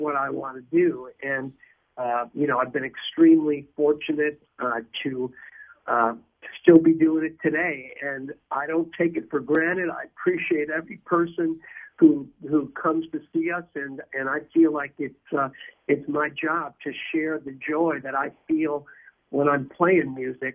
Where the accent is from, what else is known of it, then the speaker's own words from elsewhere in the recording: Midwest, United States; we're from the Midwest